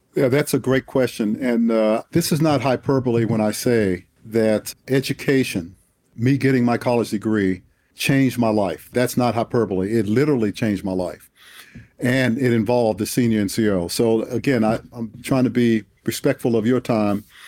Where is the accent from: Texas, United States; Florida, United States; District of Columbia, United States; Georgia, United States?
District of Columbia, United States; Washington; moved away; I was born and raised in Southeast Washington, D C, in the inner city